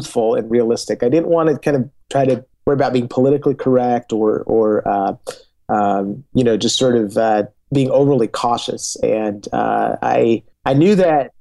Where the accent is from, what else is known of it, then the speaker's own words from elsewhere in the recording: Argentina; moved away; I grew up in Argentina, where, I lived during a period of hyperinflation down there